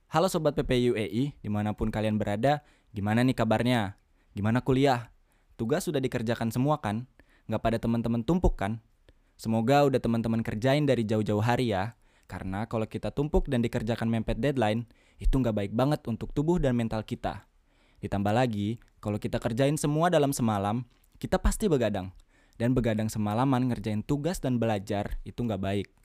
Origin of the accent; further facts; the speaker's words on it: Purwokerto, Central Java, Indonesia; now in Abu Dhabi, United Arab Emirates; asal dari Purwokerto. Saya mahasiswa S1 di Universitas Muhammad bin Zayed Abu Dhabi.